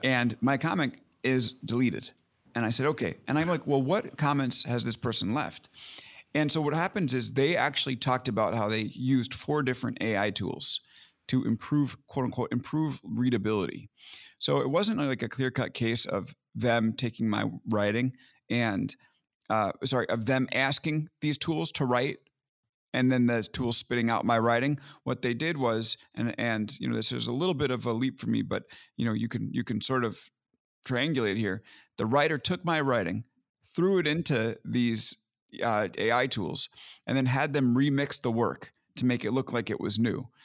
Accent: Long Island, New York, United States; also born or lived in Brooklyn; I grew up in Long Island, so I'm New York guy through and through

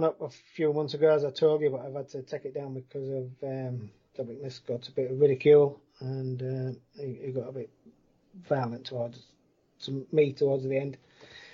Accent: Winsey, England, United Kingdom; I grew up in Winsey.

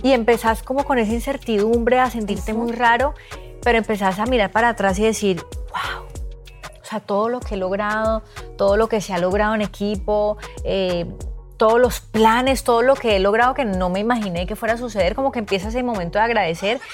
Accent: Cali, Valle del Cauca, Colombia; moved away; also born or lived in Bogotá; los dos somos de Cali

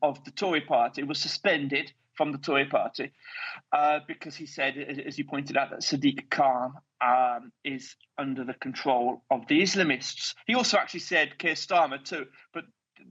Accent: United Kingdom; one Brit here on the WarRoom

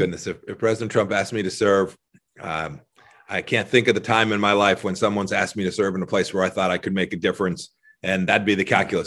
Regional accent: Southern California, United States; moved away as an adult; now in Kansas, United States; I grew up in Southern California

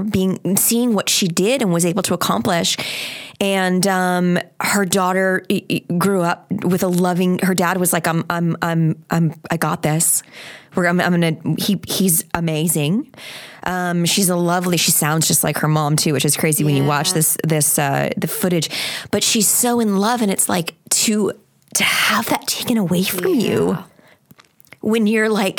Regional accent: Long Island, New York, United States; I was born on Long Island

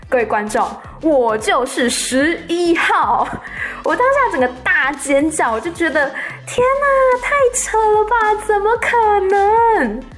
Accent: Taiwan; moved away as an adult; now in Bangkok, Thailand; 我来自台湾

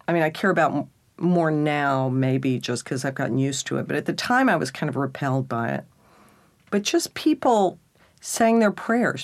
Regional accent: Texas, United States; being a Texan and then a redneck

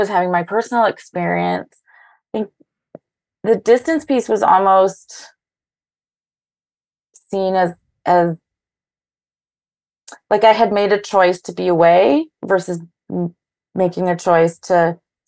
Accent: Thunder Bay, Ontario, Canada; now in Toronto, Canada; I live in Toronto and I grew up in Thunder Bay

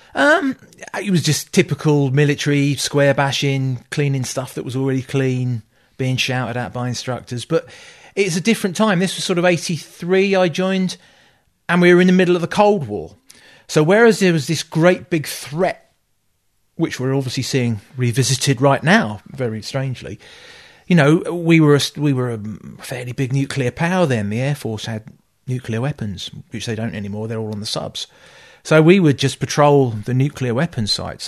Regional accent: Kent, South East England, United Kingdom; also born or lived in Liverpool; now in Scotland, United Kingdom; we moved down south, down to Kent. Um, I grew up in Kent.

